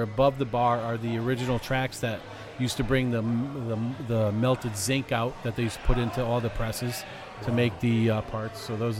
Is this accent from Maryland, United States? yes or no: no; Shelton, Connecticut, United States; grew up on my street growing up in Shelton